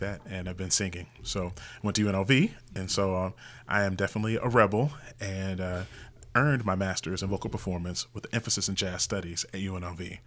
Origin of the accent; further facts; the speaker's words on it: Indianapolis, Indiana, United States; now in Las Vegas, United States; I'm originally from Indianapolis, Indiana, and I grew up in, I would say, a classic family